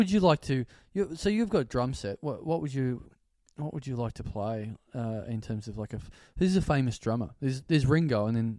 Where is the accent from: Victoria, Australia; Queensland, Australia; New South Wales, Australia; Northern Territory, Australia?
Victoria, Australia; Maryborough; I came from Maryborough to the Melbourne show.